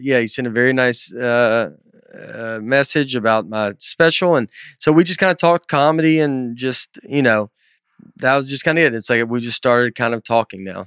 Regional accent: Old Hickory, Tennessee, United States; I'm just from Old Hickory. I'm just, like, from here

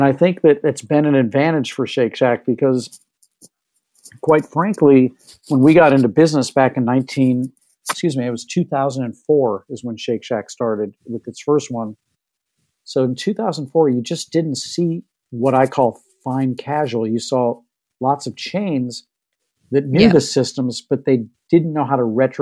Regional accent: St. Louis, Missouri, United States; moved away; growing up in St. Louis

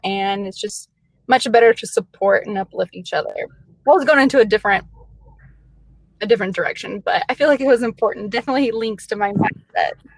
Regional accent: Metropolis, Illinois, United States; also born or lived in Kentucky; now in Iowa, United States; I was born in Kentucky, I was raised in southern Illinois. It's a really small town. Actually, it's the home of Superman

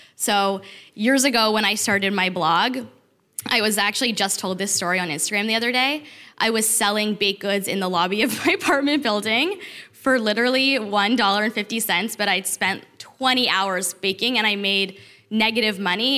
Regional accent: Toronto, Ontario, Canada; moved away as an adult; also born or lived in Detroit; I'm from Toronto. I moved to Detroit for my husband

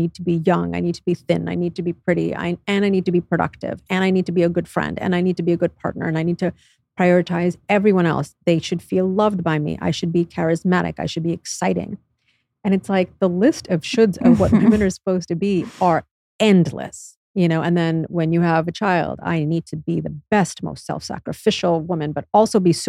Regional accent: United States; being born and raised in the United States

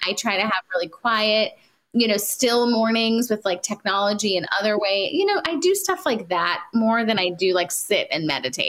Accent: India

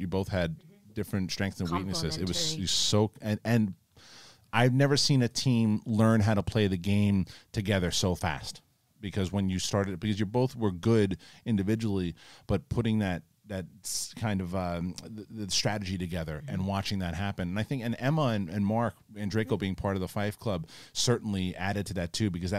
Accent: Saskatchewan, Canada; I'm flying in from Saskatchewan, Canada.

